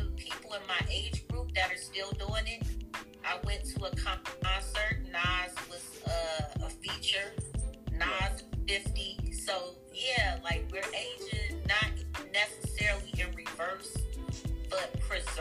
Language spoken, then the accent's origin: English; Washington, District of Columbia, United States; now in Ohio, United States; I'm from Washington, D.C. originally. I live in Ohio now.